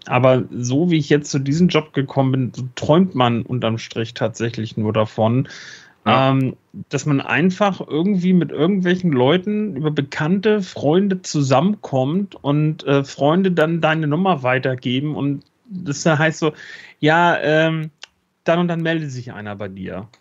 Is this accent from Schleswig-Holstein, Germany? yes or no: yes; Schleswig-Holstein, Germany; bei uns in Schleswig-Holstein